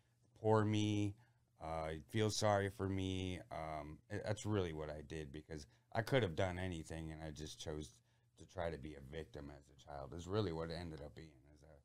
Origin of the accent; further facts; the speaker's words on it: Port Clinton, Ohio, United States; And, I grew up somewhat in the Port Clinton area, which is, by Put-in Bay and Lonses and Middle Bass.